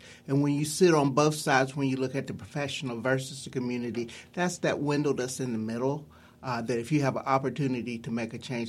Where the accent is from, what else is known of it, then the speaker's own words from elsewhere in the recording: West Virginia, United States; now in Pittsburgh, United States; when I was a little kid, I grew up in West Virginia